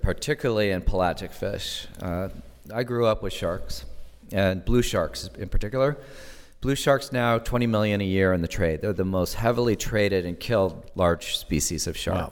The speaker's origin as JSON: {"language": "English", "town": "Santa Barbara", "region": "California", "country": "United States", "tie": "born or raised there", "said": "I grew up in Southern California, and so my sanctuary experience was in the Channel Islands. And I was a kid in Santa Barbara in nineteen sixty-nine."}